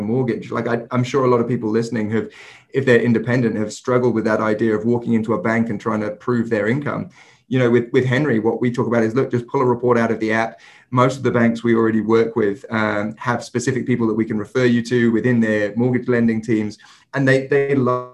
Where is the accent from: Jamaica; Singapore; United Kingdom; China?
United Kingdom; England; moved away; I'm English myself